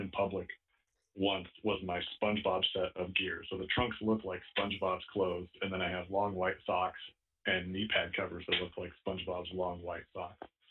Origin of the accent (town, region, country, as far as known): Omaha, Nebraska, United States; now in San Diego, United States